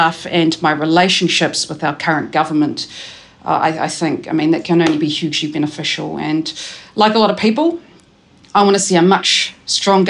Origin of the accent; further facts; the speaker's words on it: Taranaki, New Zealand; moved away as an adult; also born or lived in Cannons Creek, Porirua; now in Wellington, New Zealand; I grew up in Cannons Creek in Porirua before moving to Taranaki when I was about 7